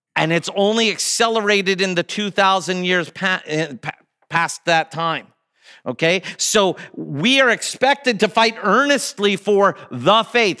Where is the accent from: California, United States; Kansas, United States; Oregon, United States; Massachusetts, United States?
Kansas, United States; Kansas City; also born or lived in Chicago; I grew up here in Kansas City